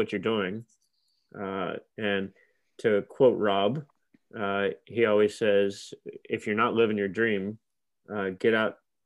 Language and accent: English; Virginia, United States; moved away as an adult; also born or lived in Kansas; I'm originally from Virginia, went to Virginia Tech